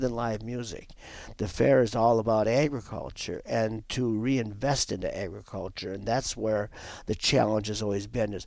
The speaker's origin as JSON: {"language": "English", "region": "southwestern North Dakota", "country": "United States", "tie": "born or raised there", "moved": "as an adult", "lives_now": "Wisconsin, United States", "said": "I'm a transplant to Wisconsin. I did not grow up here. I grew up in North Dakota. on a dairy farming operation in southwestern North Dakota"}